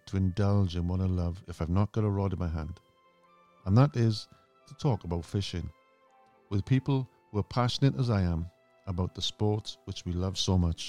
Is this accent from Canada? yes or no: no; Wales, United Kingdom; represented my country on numerous occasions